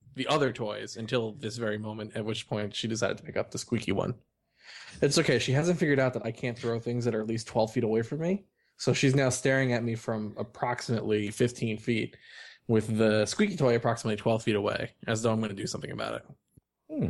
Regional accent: New York, United States; I'm from New York and I'm Jewish and grew up on this stuff

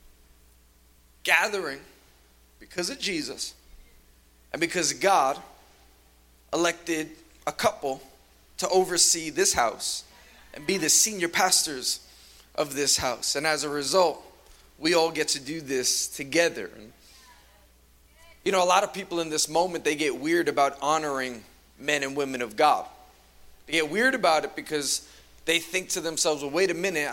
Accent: New York City, New York, United States; I'm from Queens, New York

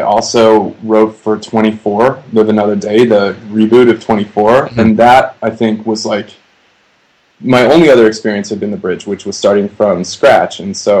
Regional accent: Green Bay, Wisconsin, United States; also born or lived in Chicago, Illinois; now in Los Angeles, United States; Well, I grew up in Wisconsin, but I lived there.

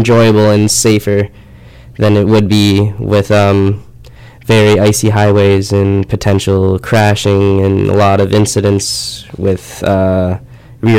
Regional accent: Peterborough, Ontario, Canada; moved away; I'm from Peterborough, so it's not a huge town

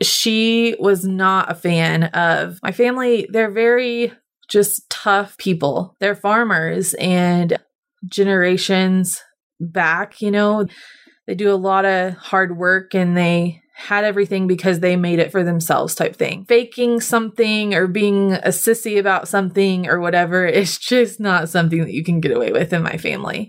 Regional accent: Cushing, Oklahoma, United States; I grew up in Cushing, which hilariously is known as the pipeline crossroads

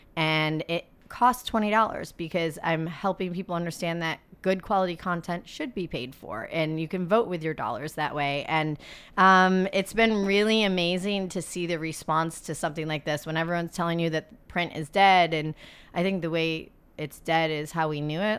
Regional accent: Adirondack Mountains, New York, United States; I grew up in the Adirondack Mountains

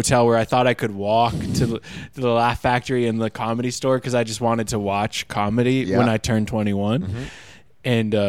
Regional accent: Vancouver, British Columbia, Canada; moved away as an adult; now in United States; he saw that I was from Vancouver

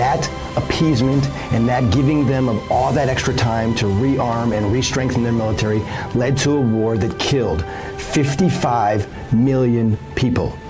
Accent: Chicago, Illinois, United States; moved away as an adult; As a young boy growing up in Chicago

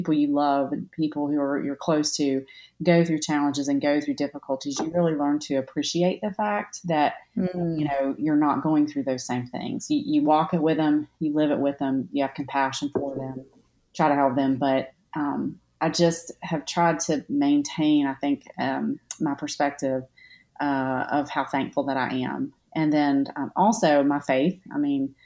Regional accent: Virginia, United States; now in Knoxville, United States; I'm actually from Virginia.

